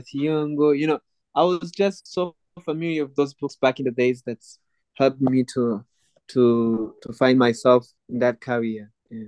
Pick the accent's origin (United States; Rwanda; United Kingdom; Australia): Rwanda; born and raised in Rwanda, still live in Rwanda